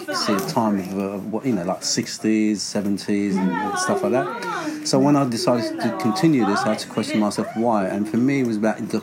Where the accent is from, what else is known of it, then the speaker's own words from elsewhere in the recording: Larache, Tanger-Tetouan-Al Hoceima, Morocco; now in London, United Kingdom; Before moving to London, I was born in Larache, north of Morocco